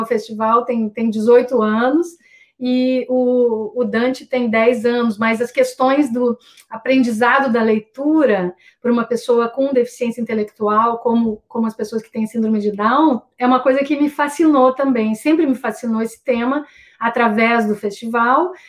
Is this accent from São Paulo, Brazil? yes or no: no; Santa Cruz do Sul, Rio Grande do Sul, Brazil; Santa Cruz do Sul, que é a minha cidade natal, no Rio Grande